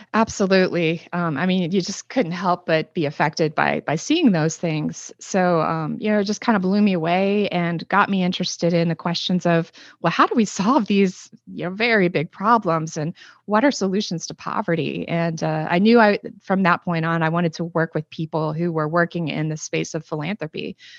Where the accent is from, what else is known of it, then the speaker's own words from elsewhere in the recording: Northeast Ohio, United States; I'm originally from Northeast Ohio, and, uh, it's very industrialized there